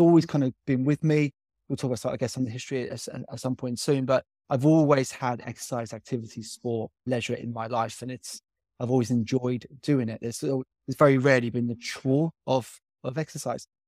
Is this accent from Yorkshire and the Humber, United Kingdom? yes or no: no; Byfleet, South East England, United Kingdom; I grew up in Byfleet.